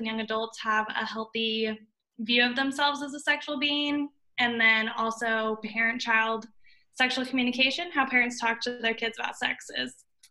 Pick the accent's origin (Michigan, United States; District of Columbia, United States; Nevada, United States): Nevada, United States; Las Vegas; now in Kansas, United States; Las Vegas, Nevada.